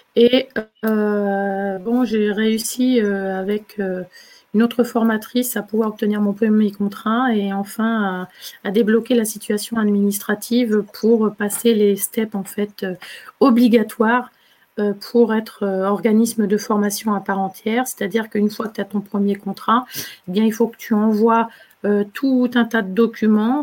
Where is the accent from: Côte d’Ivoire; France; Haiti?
France; Poitou, Nouvelle-Aquitaine; moved away as an adult; also born or lived in Île-de-France; En fait, ici, c'est ma région d'origine. Je suis dans le Poitou